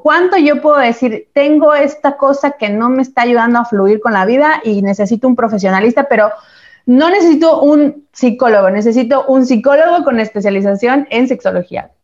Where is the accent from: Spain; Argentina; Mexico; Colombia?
Mexico; Chiapas; moved away; eso sigue pasando en Chiapas hoy en día, de donde soy yo